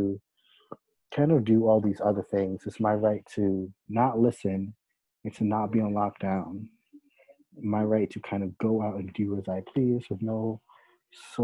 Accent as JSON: {"language": "English", "country": "United States", "said": "us as American citizens"}